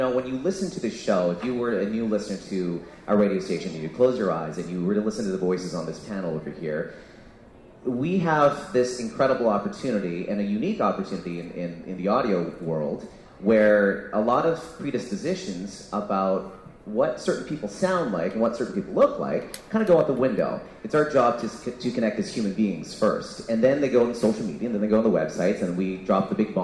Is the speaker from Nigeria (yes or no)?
no; Canada; I'm Canadian-born Singaporean.